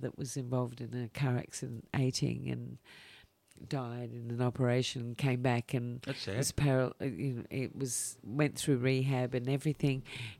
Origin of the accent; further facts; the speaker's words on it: Adelaide, South Australia, Australia; I'm from Adelaide